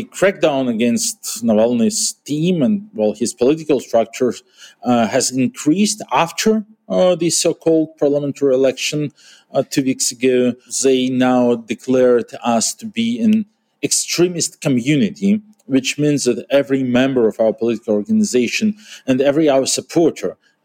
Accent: Yekaterinburg, Sverdlovsk Oblast, Russia; I was a member of city council in my hometown of Yekaterinburg

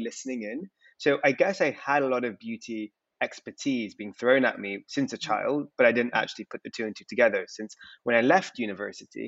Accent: London, United Kingdom; I define myself as British Indian. So born and raised in London, but of Indian heritage

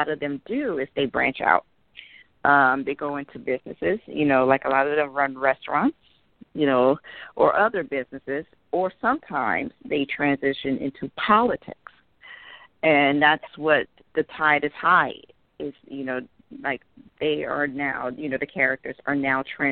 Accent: Chicago, Illinois, United States; I grew up in Chicago, you know, on the south side, at, you know, half in Englewood and half in Roseland

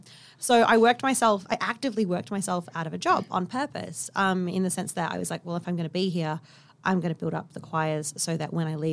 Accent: Kalgoorlie, Western Australia, Australia; And I grew up in Kalgoorlie.

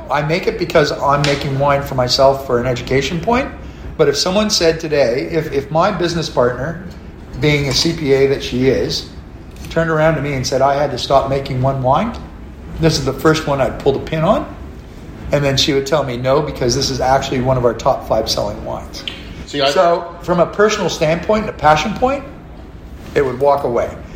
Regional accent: McLaren Vale, South Australia, Australia; And I go, no, I'm from McLaren Vale.

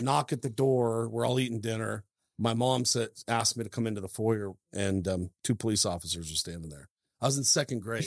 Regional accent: Idaho, United States; also born or lived in Seattle, Washington; when people say, "Hey, where you from?" you know, if I'm out and about, I say Idaho

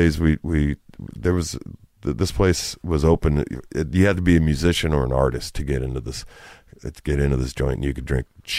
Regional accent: Downey, California, United States; we're from Downey.

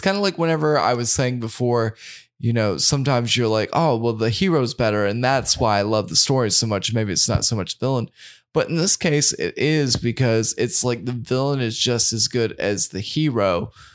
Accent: United States; growing up in America

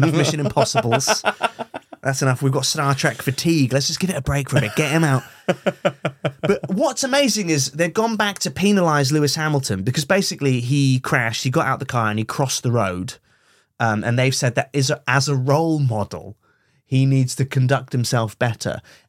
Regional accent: Brunei; Oh, I mean, I grew up in Brunei.

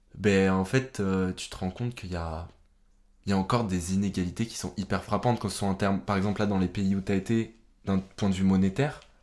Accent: France; chez nous en France

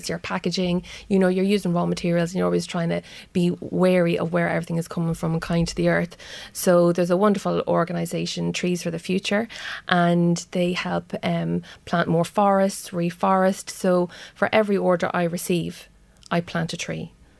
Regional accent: Drogheda, County Louth, Ireland; now in Dundalk, Ireland; I was brought up in Harmony Heights in Drogheda

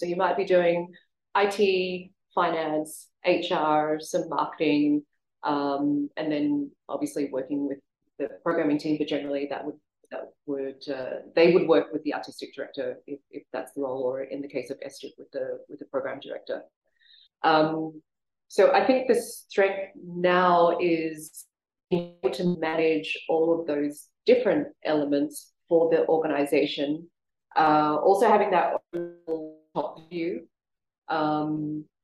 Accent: Australia; moved away as an adult; now in Singapore; I was born and raised in Australia and moved to Singapore in 1998.

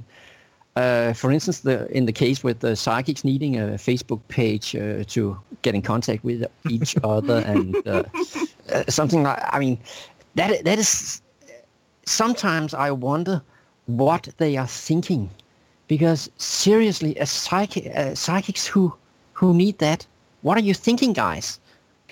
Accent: Denmark; moved away as an adult; also born or lived in New York City, United States; I moved to from Denmark to the U.S. to New York City

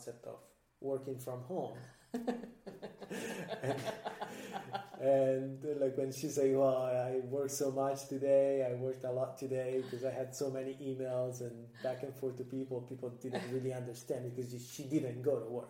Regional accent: Lucca, Tuscany, Italy; I grew up 20 minutes outside of the center of Lucca

